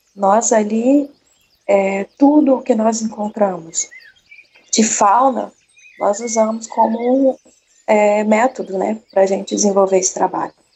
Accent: Rio de Janeiro, Brazil; Sou aqui do estado do Rio de Janeiro, capital mesmo

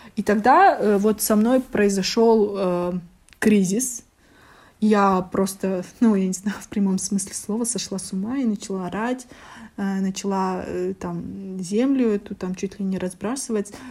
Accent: Almaty, Kazakhstan; also born or lived in Astana, Kazakhstan; когда вернулась как раз в Алматы, а я четыре года училась в Астане

